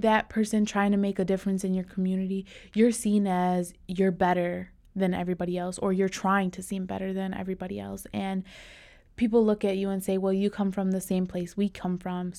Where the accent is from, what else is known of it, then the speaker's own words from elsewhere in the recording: Detroit, Michigan, United States; Growing up in Detroit, you're never looked up upon, you're looked down upon. You're from a lower class neighborhood